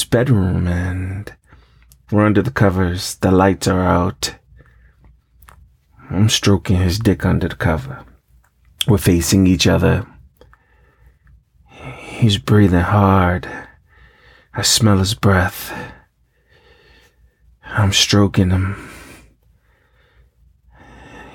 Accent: New York, United States; I grew up in New York, where it's cold as fuck

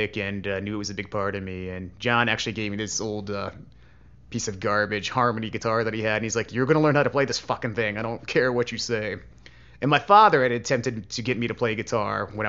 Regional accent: Williamsburg, Virginia, United States; moved away; also born or lived in Portsmouth, Virginia; moved the family to Williamsburg, Virginia, which is where I spent most of my childhood

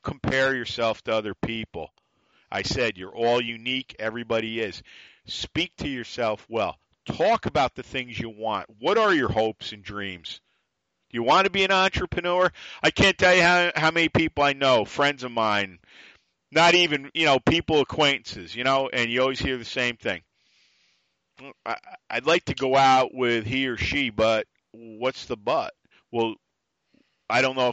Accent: New York, United States; accent: New York; me being still a New Yorker, it's the attitude. It's the voice. The accent.

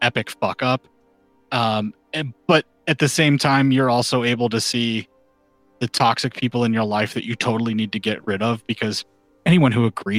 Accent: United States; being an American

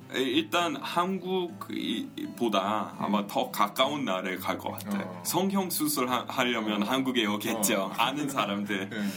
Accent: United States; Korean is a second language; moved away as an adult; now in South Korea; 저는 이렇게 미국에서 태어났는데 여기 왔어요

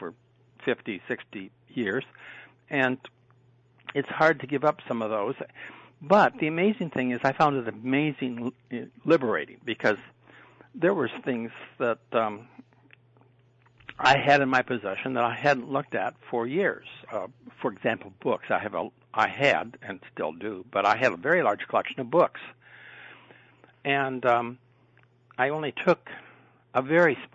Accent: South Dakota, United States; moved away as an adult; also born or lived in Minnesota / Indiana; now in Ohio, United States; I was born and raised in South Dakota

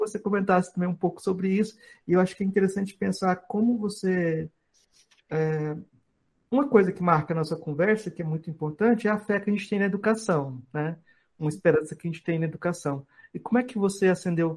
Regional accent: Goiás, Brazil; eu sou goiano, eu estou no contexto de Goiás

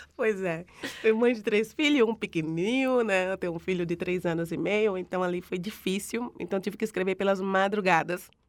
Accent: Northeast Region, Brazil; moved away; por ser nordestina e ter um orgulho imenso do meu Nordeste

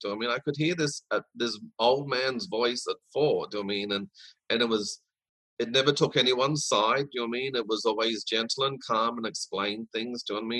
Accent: Brisbane, Queensland, Australia; also born or lived in Sydney, Australia / Woodridge (Logan City), Queensland; because at the age of 9, I moved from Sydney to Brisbane

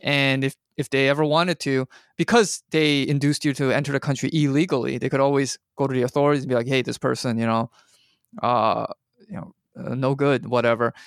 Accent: Canada; now in United States; as a Canadian

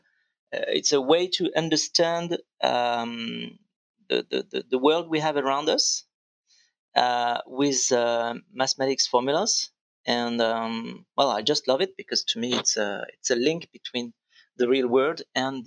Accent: Vendée, Pays de la Loire, France; also born or lived in Nantes; I was born in Nantes, and I was raised later on in Vendée, which is pretty close from Nantes

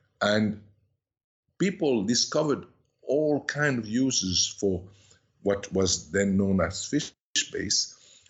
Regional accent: Switzerland; also born or lived in Paris, France; And this family took me to Switzerland and never gave me back

